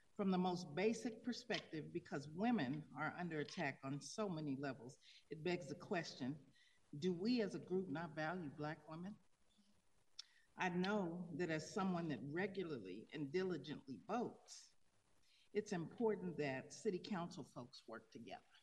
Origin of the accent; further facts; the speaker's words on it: Tulsa, Oklahoma, United States; moved away as an adult; now in Denver, United States; I'm from Tulsa, Oklahoma